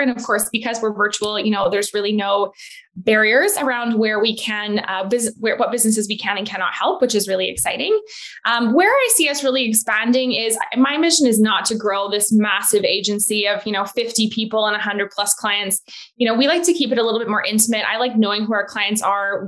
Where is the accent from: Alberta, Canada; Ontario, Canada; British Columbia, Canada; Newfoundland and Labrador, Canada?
Alberta, Canada; Edmonton; moved away as an adult; also born or lived in Calgary / Vancouver; now in Penticton, Canada; I actually grew up in Alberta, in Edmonton